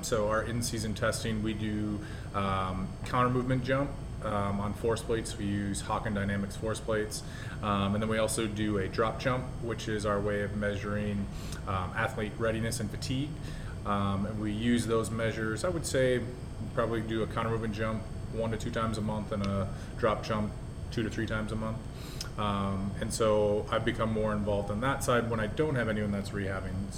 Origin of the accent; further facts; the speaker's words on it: Minnesota, United States; moved away; I'm originally from Minnesota